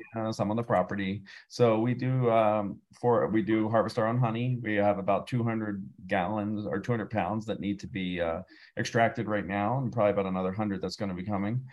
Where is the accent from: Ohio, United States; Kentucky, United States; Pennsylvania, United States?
Pennsylvania, United States; moved away as an adult; now in Santa Fe, United States; I'm originally from Pennsylvania, and I moved out to New oh, Mexico oh. 12 years ago.